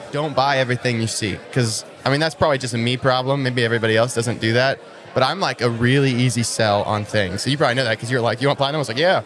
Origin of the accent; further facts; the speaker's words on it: Kansas, United States; also born or lived in Florida; I was in Kansas and I have a great network in Kansas